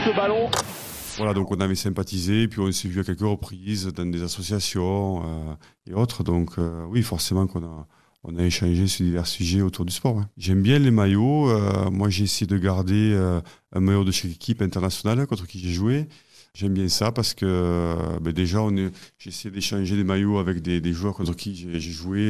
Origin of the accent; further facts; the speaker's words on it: Vénès, Occitania, France; Je suis originaire du Tarn, et plus précisément du village de Vénès, situé entre Castres et Albi